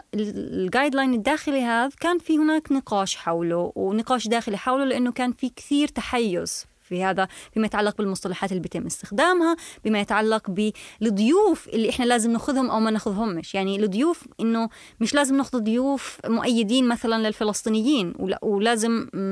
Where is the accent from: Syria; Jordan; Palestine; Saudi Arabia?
Palestine; now in Germany; انا كفلسطينيه